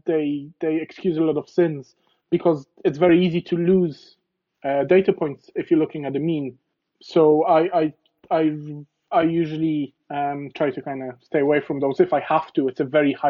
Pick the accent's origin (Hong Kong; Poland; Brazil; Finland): Poland; English is a second language; moved away as an adult; now in Ireland; I was born in Poland and I've only come to Ireland when I was 18.